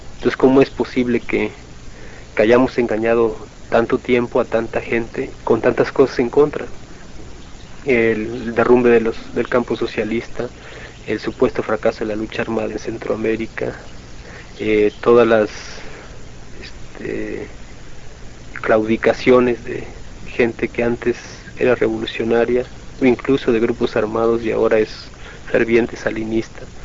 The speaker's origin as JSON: {"language": "Spanish", "country": "Mexico"}